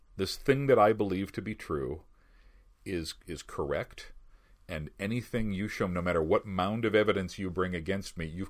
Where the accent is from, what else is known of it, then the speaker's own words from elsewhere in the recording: Chicago, Illinois, United States; also born or lived in Grand Rapids, Michigan; now in West Michigan, United States; I'm not from here originally. I grew up in Chicago